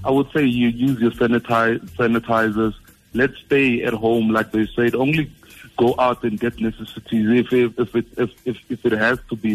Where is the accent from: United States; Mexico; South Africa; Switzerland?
South Africa; we're from South Africa.